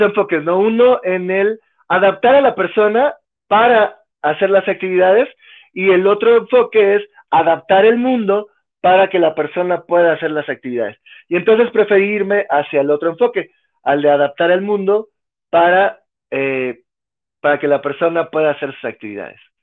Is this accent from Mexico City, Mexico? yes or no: yes; Mexico City, Mexico; also born or lived in Colombia; Llegué cuando era pequeñito, tenía año y medio, dos años de edad, fue que llegué a vivir a la Ciudad de México